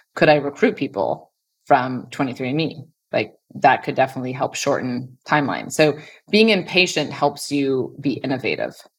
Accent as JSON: {"language": "English", "town": "Stanford", "region": "California", "country": "United States", "tie": "born or raised there", "said": "I grew up on Stanford campus"}